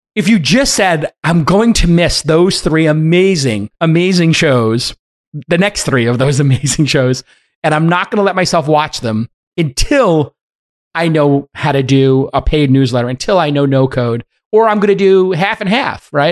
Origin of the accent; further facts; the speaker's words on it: East Palo Alto, California, United States; I'm from the one that has east in it.